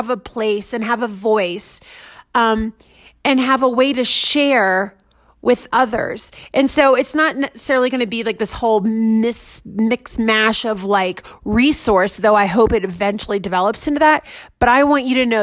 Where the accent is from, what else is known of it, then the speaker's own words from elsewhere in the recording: Washington, D.C., United States; also born or lived in Denver metro area, Colorado; now in Denver, United States; I'm in Denver metro area. I'm from the DC metro area